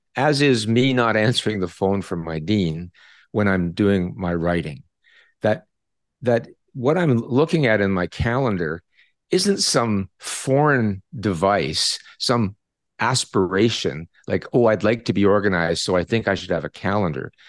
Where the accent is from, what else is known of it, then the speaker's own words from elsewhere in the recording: Canada; I'm a Canadian